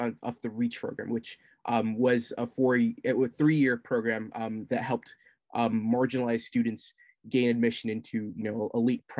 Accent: United States; also born or lived in Tanzania; I was born in America

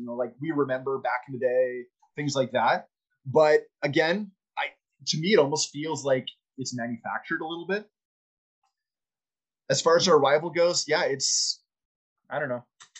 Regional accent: Edmonton, Alberta, Canada; Hey, I grew up in Edmonton. I'm an Oilers guy from the 80s.

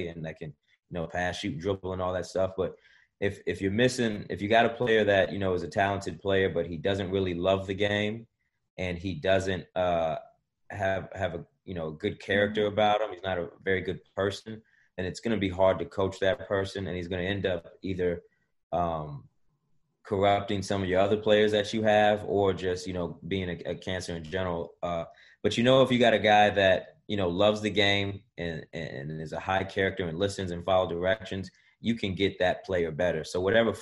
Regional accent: Cincinnati, Ohio, United States; I'm from Cincinnati, so I knew about NKU when I was growing up

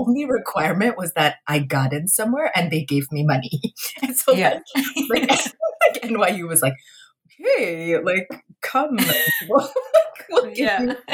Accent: Kolkata, West Bengal, India; now in United States; I was born in India, in Kolkata, you know, to, like, a lower middle class family.

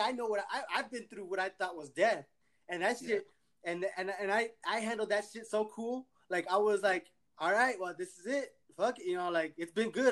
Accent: Los Angeles, California, United States; I'm from LA, born and raised in El Sereno. Uh, raised actually more so in the San Fernando Valley

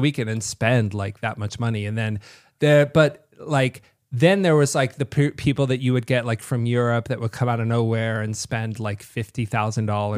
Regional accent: Kentucky, United States; moved away as an adult; also born or lived in Chicago; now in Las Vegas, United States; I loved growing up in Kentucky, but I just wanted to get out of there

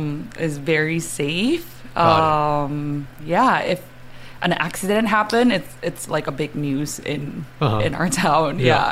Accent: Saitama, Japan; English is a second language; moved away; that's where I grew up, in Saitama, Japan.

